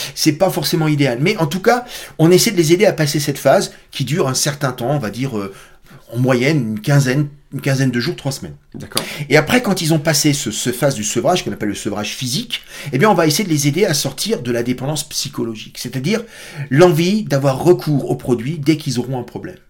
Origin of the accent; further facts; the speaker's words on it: Alsace, Grand Est, France; je suis Alsacien